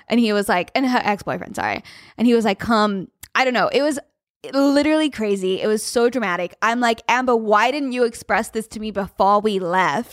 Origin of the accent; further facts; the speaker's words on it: Australia; As an Australian